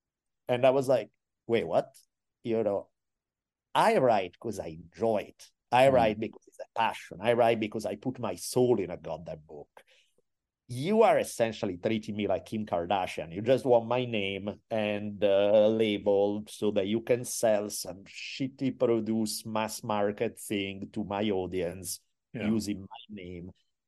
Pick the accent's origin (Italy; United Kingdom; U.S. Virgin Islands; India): Italy; And again, I'm from Italy.